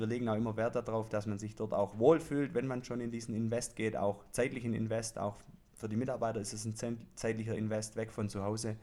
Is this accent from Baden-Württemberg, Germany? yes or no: yes; Swabia, Baden-Württemberg, Germany; accent: Swabian; würde ich mal auf Schwäbisch aussprechen